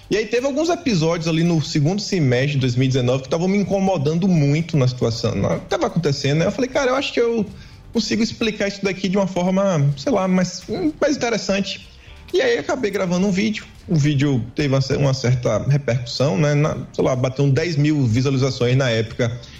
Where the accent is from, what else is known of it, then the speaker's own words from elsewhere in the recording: Feira de Santana, Bahia, Brazil; Sou de Feira de Santana